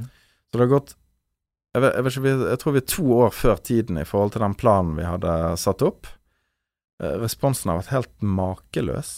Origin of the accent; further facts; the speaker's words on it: Bergen, Vestland, Norway; vi nå som bergensere